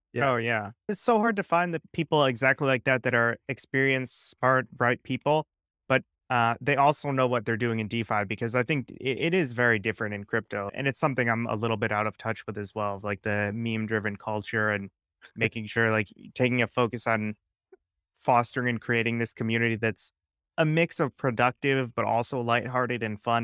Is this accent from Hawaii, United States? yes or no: no; Connecticut, United States; We're both from Connecticut, similar area